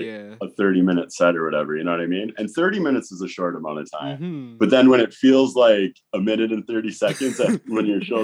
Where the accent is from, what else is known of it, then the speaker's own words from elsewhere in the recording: Wisconsin, United States; I grew up in Wisconsin, so that's what Wisconsin kids